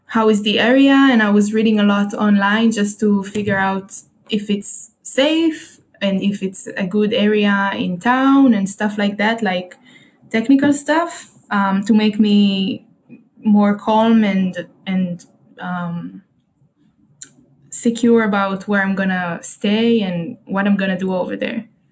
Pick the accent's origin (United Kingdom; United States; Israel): Israel; Haifa, Haifa District; English is a second language; I'm at home in Israel, in my hometown, Haifa, um, which is in the north